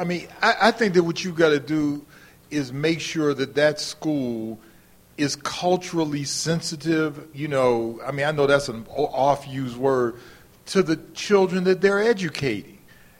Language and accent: English; Cleveland, Ohio, United States; moved away; I'm from Cleveland, Ohio